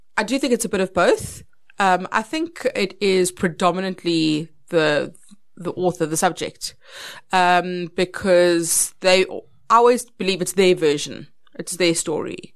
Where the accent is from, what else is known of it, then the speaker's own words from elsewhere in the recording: Polokwane, Limpopo, South Africa; I grew up in Polokwane, which was in Petersburg. I went to Capricorn High School.